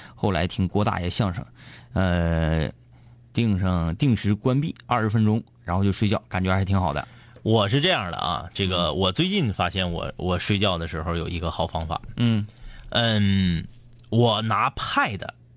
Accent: Liaoning, China; 我们老家有，辽宁老家有

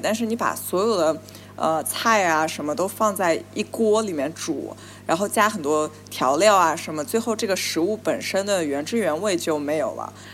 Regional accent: Nanjing, Jiangsu, China; moved away as an adult; now in New York, United States; 我小时候嗯。在南京

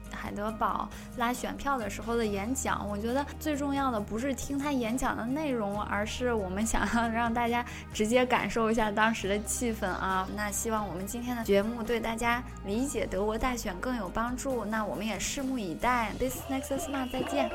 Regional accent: China; 我们中国人数学这么好

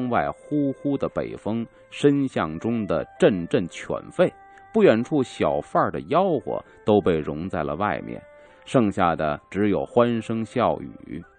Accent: Wuhan, Hubei, China; 我武汉人，我吃早点去宽窄那个户部巷，我们疯了

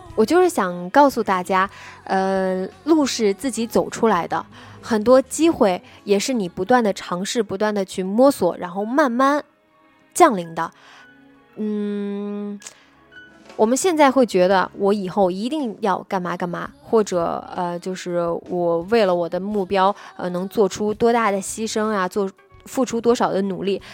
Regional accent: Nanjing, Jiangsu, China; 我是南京人

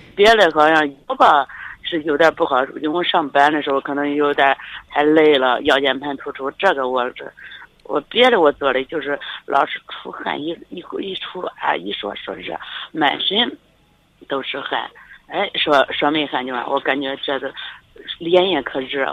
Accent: Luoyang, Henan, China; 包括我是洛阳的嘛

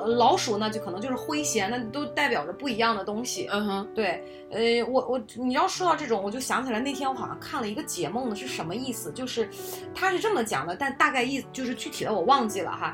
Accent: China; 因为咱们就是中国人嘛，毕竟

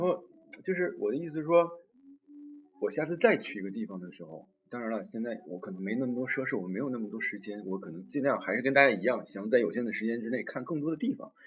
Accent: China; moved away as an adult; 我是都这么大年纪才第一次离开我们伟大的祖国

